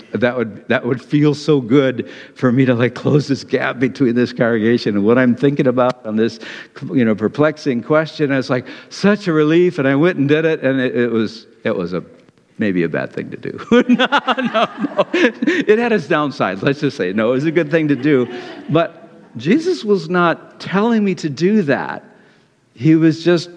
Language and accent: English; Detroit, Michigan, United States; moved away; also born or lived in Ann Arbor; I was from Detroit